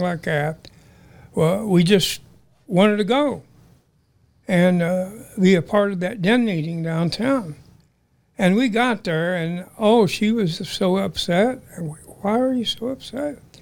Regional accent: Kansas City, Missouri, United States; I call myself a Missouri boy because I grew up there

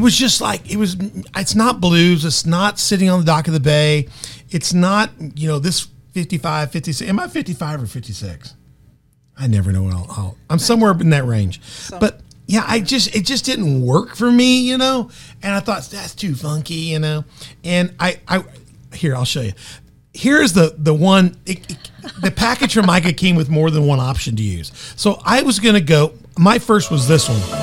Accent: Memphis, Tennessee, United States; born or raised there; now in Carbondale, United States

